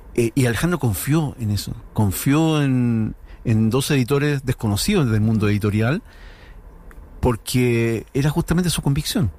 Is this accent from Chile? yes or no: yes; Chile; cómo somos los chilenos